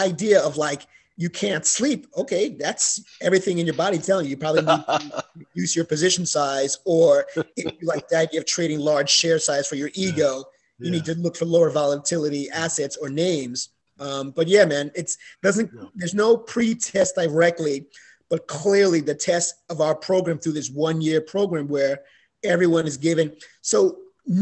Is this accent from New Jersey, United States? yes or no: no; New York City, New York, United States; I grew up in the Bronx